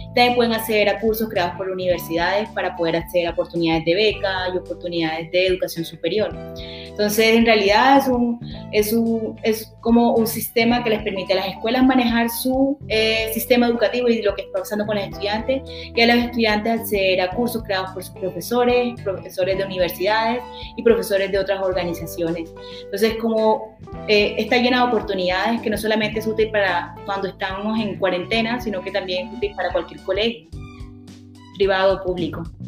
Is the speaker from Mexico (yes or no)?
no; Colombia; now in United States; la mayoría somos colombianos